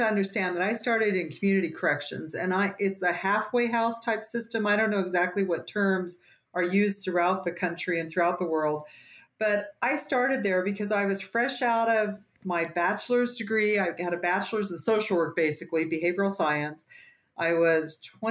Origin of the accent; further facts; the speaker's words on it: Western Kansas, United States; moved away as an adult; now in Colorado, United States; I grew up in Western Kansas